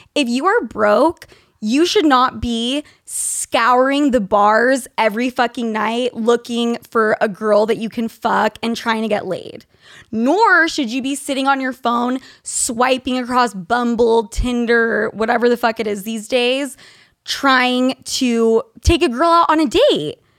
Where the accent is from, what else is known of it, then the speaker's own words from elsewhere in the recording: Utah, United States; I grew up in Utah